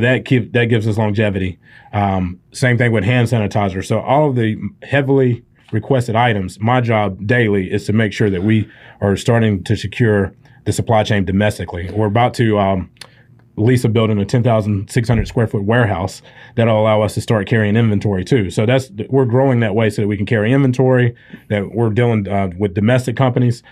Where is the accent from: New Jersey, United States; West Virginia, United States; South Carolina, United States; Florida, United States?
South Carolina, United States; Spartanburg; from Spartanburg, South Carolina, so I've lived in this 100 mile box my entire life.